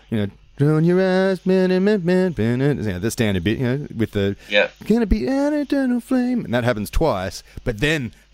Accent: Sutherland Shire, New South Wales, Australia; In the Sutherland Shire.

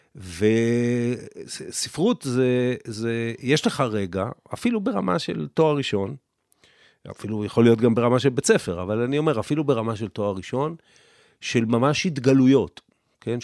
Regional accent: Israel; אני גדלתי פה, אני נולדתי לפני מלחמת ששת הימים, גדלתי במדינה שהיא הייתה קטנה

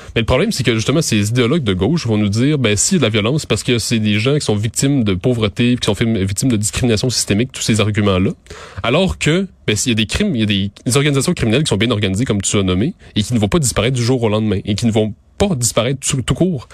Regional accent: Montérégie, Quebec, Canada; moved away as an adult; now in Montreal, Canada; je viens de la, de Montérégie

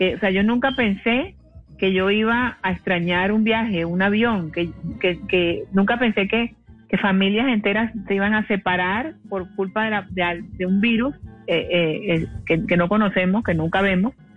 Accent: Cartagena, Bolívar, Colombia; Yo soy de Cartagena

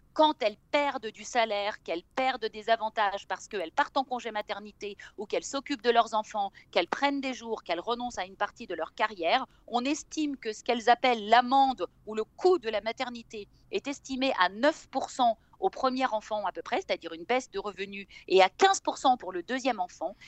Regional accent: France; now in Israel; moi je suis française

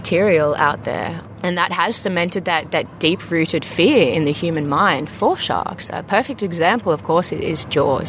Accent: Sydney, New South Wales, Australia; moved away as an adult; now in South Africa; I was born and raised in Sydney

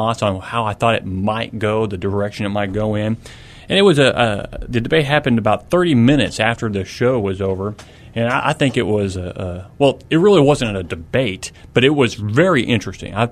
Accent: Kentucky, United States; I was born in Kentucky

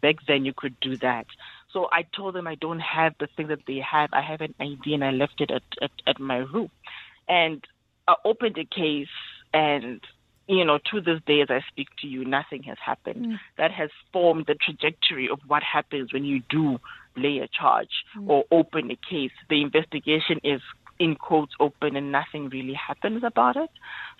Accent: Lesotho; born there; So I was born in Lesotho.

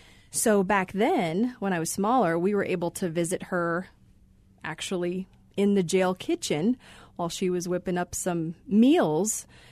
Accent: Phoenix, Arizona, United States; So my family is from there. We did move here to Phoenix when I was about four. So I grew up here in the Valley.

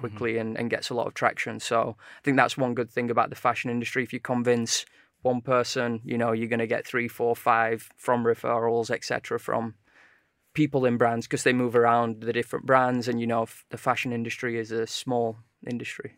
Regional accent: Sheffield, Yorkshire and the Humber, United Kingdom; now in London, United Kingdom; we're both originally from Sheffield

